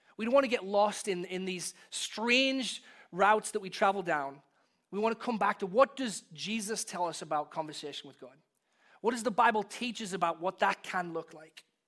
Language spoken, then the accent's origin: English; England, United Kingdom; born or raised there; moved away as an adult